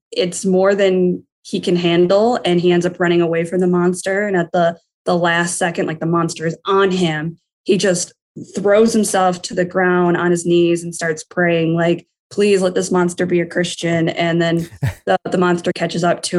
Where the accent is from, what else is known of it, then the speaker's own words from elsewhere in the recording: Detroit, Michigan, United States; I am from Metro Detroit, so Michigan. Currently, I live in Livonia, Michigan.